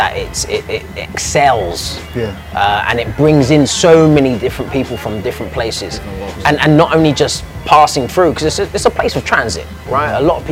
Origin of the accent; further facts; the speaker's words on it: London, United Kingdom; moved away; we're from London